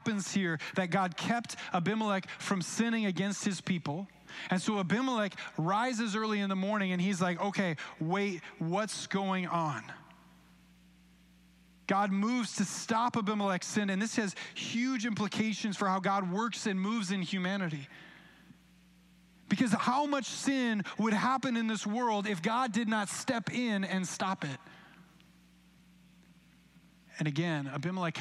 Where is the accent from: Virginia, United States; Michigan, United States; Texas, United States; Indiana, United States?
Michigan, United States; Grand Rapids; Grand Rapids